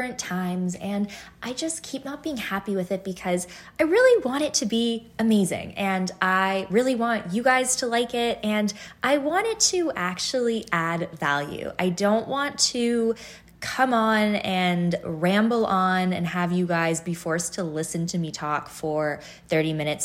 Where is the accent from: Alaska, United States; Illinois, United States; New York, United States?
Illinois, United States; Chicago; moved away as an adult; also born or lived in Toronto, Canada / Northern California / Easton, Pennsylvania / Boston, Massachusetts; We moved to the States when I was 5, and we lived in Northern California for a number of years, and then we made our way over to the north suburbs of Chicago, which is where I spent the majority of my adolescent years